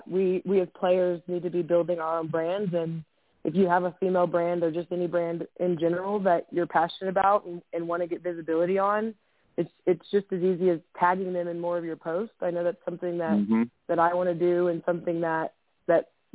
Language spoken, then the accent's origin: English; Dallas, Texas, United States; now in Denver, United States; I'm from Dallas originally, and so my parents still live there